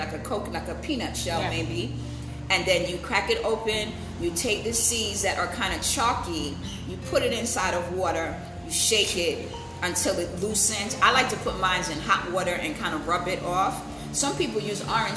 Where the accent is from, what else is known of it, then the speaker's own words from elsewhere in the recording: United States; as an American, my dad is from Barbados. That's where his family's from. My mom's family is from South Carolina.